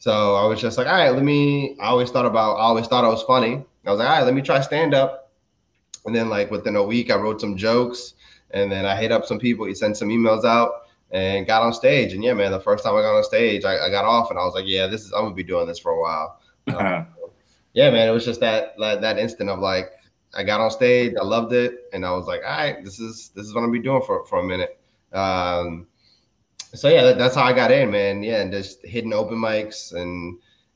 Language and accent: English; Maryland, United States; also born or lived in Dominican Republic; We moved to Maryland when I was 4, and I've pretty much been here ever since